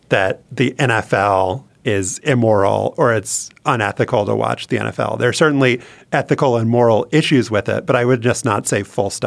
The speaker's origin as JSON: {"language": "English", "region": "Louisiana", "country": "United States", "tie": "born or raised there", "said": "but I think there is a community aspect growing up, not just growing up in Louisiana, um, to football"}